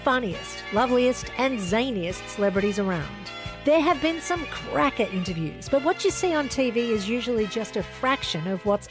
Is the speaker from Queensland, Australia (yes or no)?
no; Sydney, New South Wales, Australia; my hometown